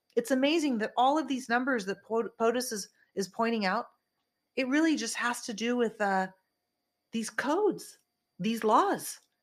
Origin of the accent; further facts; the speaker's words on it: California, United States; I am a California girl. I'm from California.